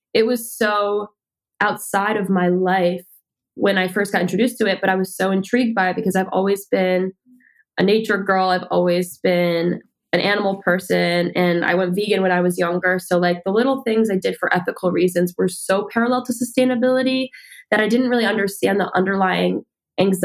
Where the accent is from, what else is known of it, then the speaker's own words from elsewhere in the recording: New Jersey, United States; now in New York City, United States; I'm from New Jersey, but I've been working in the city modeling since I was 13